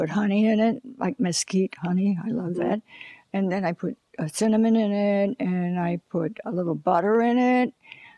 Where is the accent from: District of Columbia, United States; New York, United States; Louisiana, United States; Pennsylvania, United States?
New York, United States; Long Island; now in Los Angeles, United States; I come from Long Island, and that's flat, you know, no mountains there